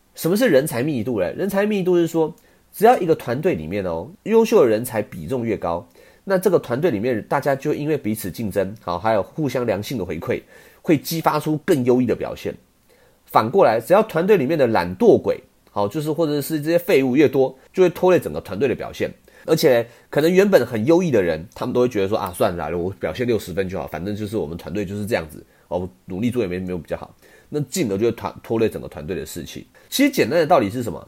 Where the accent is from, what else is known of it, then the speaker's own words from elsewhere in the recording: Taiwan; 我们台湾人